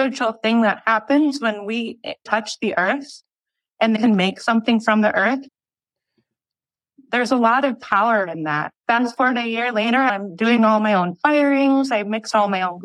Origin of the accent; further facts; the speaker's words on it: Mille Lacs, Minnesota, United States; also born or lived in North Carolina; I'm from Mille Lacs, we're Ojibwe people here in Anishinaabe, which is all across the Great Lakes